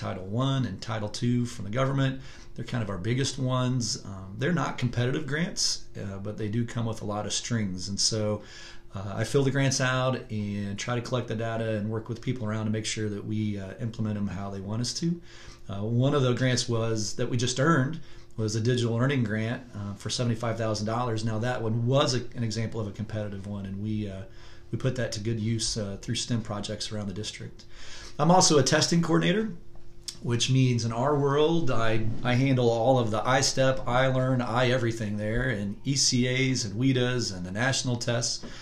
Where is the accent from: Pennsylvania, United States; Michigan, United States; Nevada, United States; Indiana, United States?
Indiana, United States; Marion; I was raised in Marion, Indiana